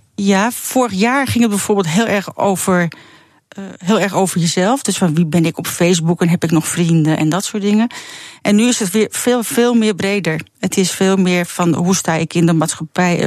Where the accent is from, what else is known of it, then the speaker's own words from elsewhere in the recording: Netherlands; als echte Nederlander